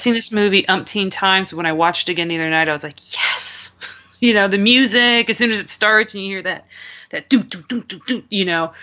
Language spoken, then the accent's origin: English; United States; as an American